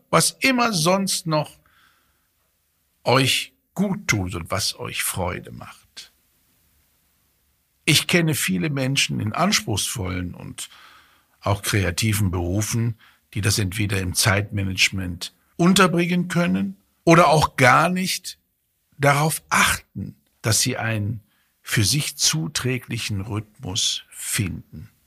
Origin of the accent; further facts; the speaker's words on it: Fulda, Hesse, Germany; egal ob ich arbeite oder in meine, meine Heimatstadt komme, Fulda in Hessen